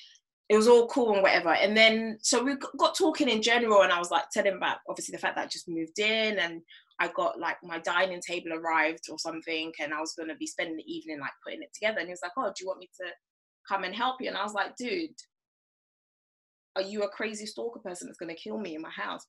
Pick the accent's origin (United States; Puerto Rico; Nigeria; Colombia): Nigeria; I'm African, like I'm Nigerian.